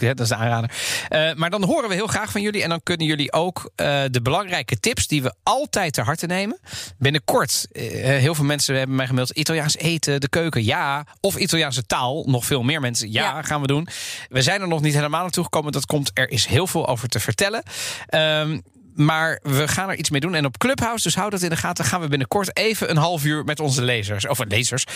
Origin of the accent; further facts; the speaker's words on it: The Hague, South Holland, Netherlands; ik ben opgegroeid in Den Haag